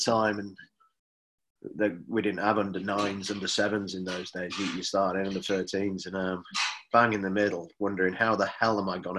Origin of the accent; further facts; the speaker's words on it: Huddersfield, Yorkshire and the Humber, United Kingdom; moved away; I'm from Huddersfield